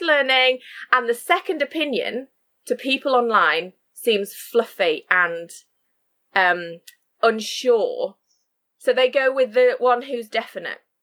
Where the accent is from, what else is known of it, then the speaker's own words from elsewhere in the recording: Sheffield, Yorkshire and the Humber, United Kingdom; moved away as an adult; also born or lived in Shropshire; I now live and work in Sheffield, which is my hometown